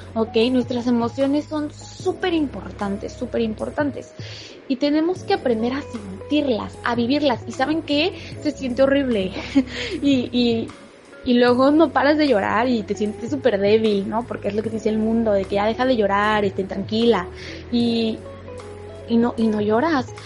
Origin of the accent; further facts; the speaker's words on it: Mérida, Yucatán, Mexico; moved away; Yo estoy ahorita en mi pueblo también porque mi familia vive en Mérida, entonces estoy en Mérida con mi papá y mi hermanita